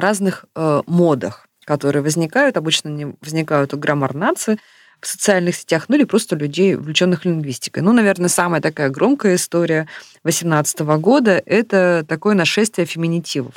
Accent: Novosibirsk, Novosibirsk Oblast, Russia; я из Новосибирска

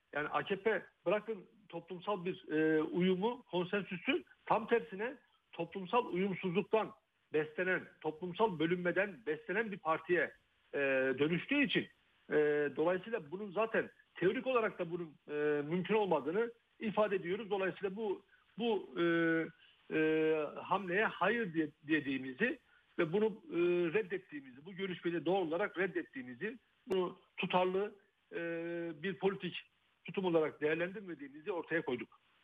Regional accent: Rize, Rize Province, Turkey; ben e, bir Karadenizliyim, Rizeliyim aynı zamanda.

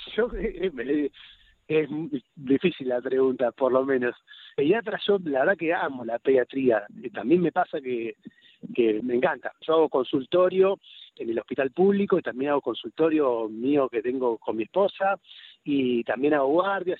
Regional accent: Buenos Aires, Argentina; accent: Rosario; moved away as an adult; also born or lived in Rosario; now in Cañuelas, Argentina; yo nací en Rosario ah, y viví ahí hasta los siete años y después por razones del laburo de mi viejo nos terminamos mudando a, Capital Federal y viví ahí en Capital Federal hasta que terminé la residencia de pediatría

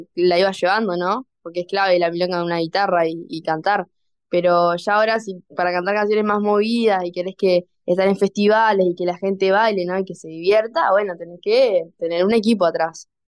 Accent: Florida, Uruguay; yo soy de Florida

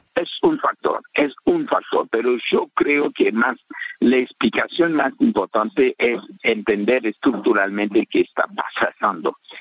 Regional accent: Haiti

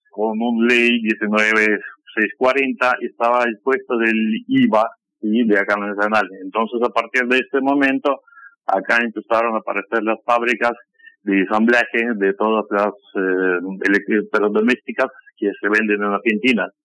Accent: Kamchatka Krai, Russia; born there; Eh, bueno, yo nací en Kamchatka. Kamchatka es una provincia rusa que está al fondo, al fondo de Rusia son nueve horas de vuelo desde Moscú hasta Petropavlovsk, nací allá. Después viví en muchas partes de Rusia

